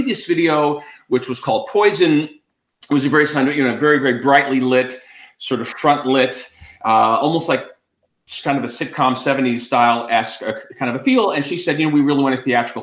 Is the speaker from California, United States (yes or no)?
yes; Los Angeles, California, United States; I was born and raised in the Los Angeles area